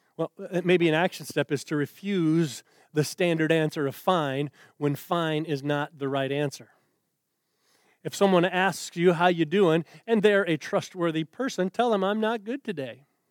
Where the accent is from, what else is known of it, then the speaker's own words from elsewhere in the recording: United States; as an American Christian man